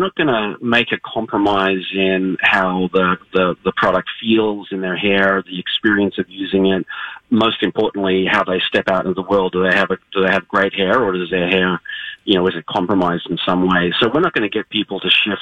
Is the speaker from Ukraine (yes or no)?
no; Australia; now in Minnesota, United States; I'm from Australia. I grew up next to the beach.